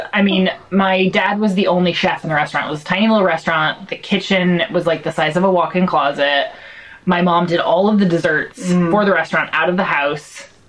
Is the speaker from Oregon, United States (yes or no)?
yes; Eugene, Oregon, United States; accent: American; moved away as an adult; also born or lived in Germany; now in Bath, United Kingdom; I'm from Eugene, Oregon, originally. And I moved to Europe 17 years ago. I started in Germany, where I was an au pair for my cousin and his kids, twins.